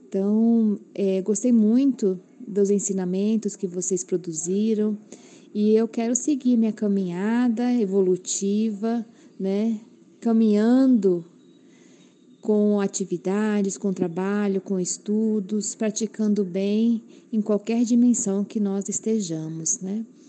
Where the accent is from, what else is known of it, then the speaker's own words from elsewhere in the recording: Rondonópolis, Mato Grosso, Brazil; sou de Rondonópolis, Mato Grosso